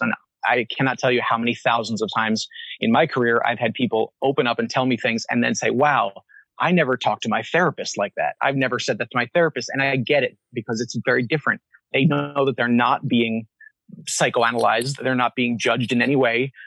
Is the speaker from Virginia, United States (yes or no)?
no; Pennsylvania, United States; also born or lived in Long Island, New York / New York City / Philadelphia; I was raised in a very religious family, Reformed Baptist in the United States, so mostly in Pennsylvania, born uh, on Long Island, so just outside of New York City. And then um, most of my life spent in Pennsylvania